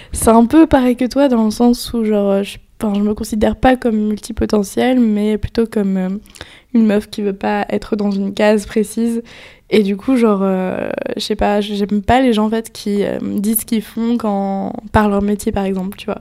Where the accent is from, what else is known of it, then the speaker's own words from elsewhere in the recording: Nantes, Pays de la Loire, France; moved away as an adult; now in Paris, France; je viens de Nantes, donc un ah, peu à côté de Nantes.